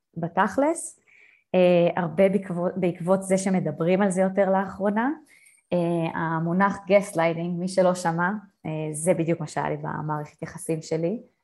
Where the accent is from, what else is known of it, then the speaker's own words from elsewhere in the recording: Israel; moved away; בתור אה, ישראלית טובה